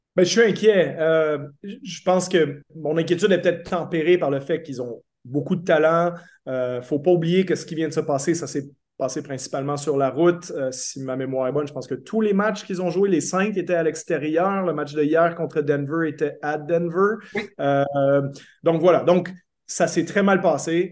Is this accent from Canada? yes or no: yes; Quebec, Canada; en tant que Québécois